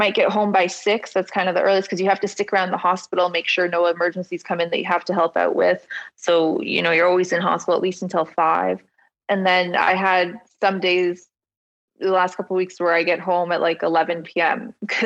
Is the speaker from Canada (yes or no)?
yes; Ottawa, Ontario, Canada; I grew up in Ottawa.